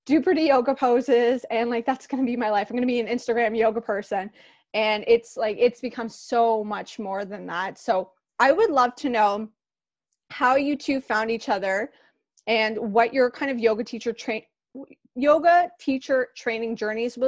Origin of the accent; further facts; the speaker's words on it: Toronto, Ontario, Canada; also born or lived in Pickering, Ontario; now in Brighton, Canada; I grew up in Scarborough, in the Rouge Hill, Gilwood area